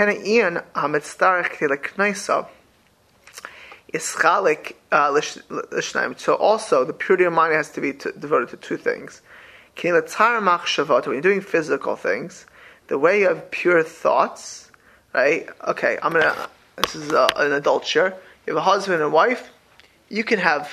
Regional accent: Miami Beach, Florida, United States; I grew up in Miami Beach, Florida

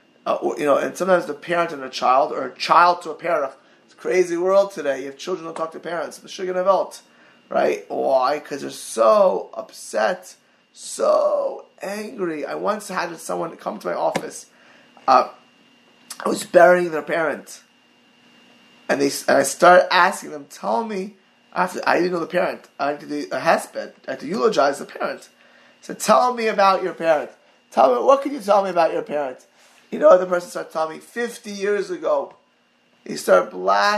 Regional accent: Miami Beach, Florida, United States; I grew up in Maya Beach, in Mid Beach

